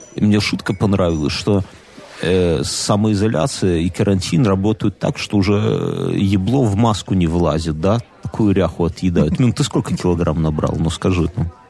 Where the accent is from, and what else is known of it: Belarus